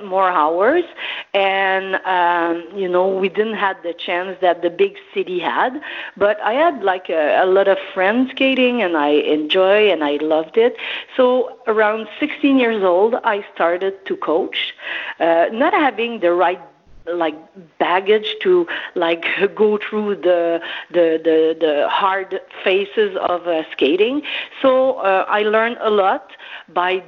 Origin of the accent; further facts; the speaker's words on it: Thetford Mines, Quebec, Canada; I come from Thetford Mines, which is a really small town